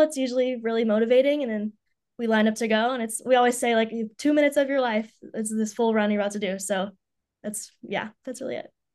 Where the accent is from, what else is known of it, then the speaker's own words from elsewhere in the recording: Knoxville, Tennessee, United States; moved away as an adult; now in Columbus, United States; I'm originally from Knoxville, Tennessee, where I grew up since I was, I haven't moved once.